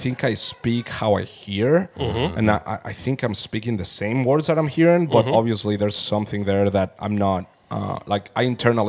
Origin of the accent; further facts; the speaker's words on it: Mexico City, Mexico; also born or lived in Colombia; now in Texas, United States; And Texas is home. Mm-hmm. So I always have my standard answer is like, born in Mexico City, my father's from Colombia, but I'm Texan.